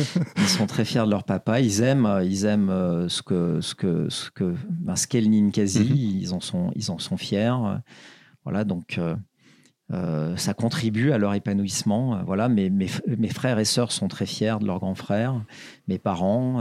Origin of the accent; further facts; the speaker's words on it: Saint-Étienne, Auvergne-Rhône-Alpes, France; je suis stéphanois, une ville très populaire